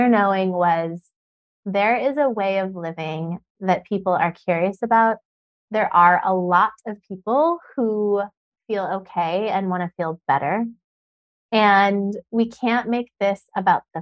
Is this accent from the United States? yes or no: yes; Sedona, Arizona, United States; I grew up in Sedona